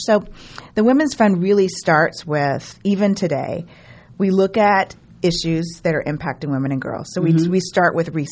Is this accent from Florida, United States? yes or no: yes; Jacksonville, Florida, United States; moved away as an adult; also born or lived in South Georgia / St. Louis, Missouri; I grew up in South Georgia and Florida